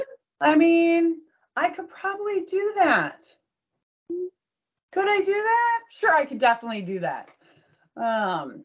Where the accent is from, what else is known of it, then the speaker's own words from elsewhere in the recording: Troy, Michigan, United States; So born and raised in Troy, Michigan.